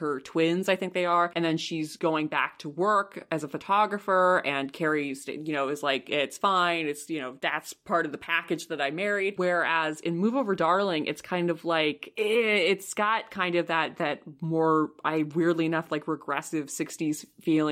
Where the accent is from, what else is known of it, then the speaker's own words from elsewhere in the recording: United States; I'm also an American, so I also had exposure to a lot of American television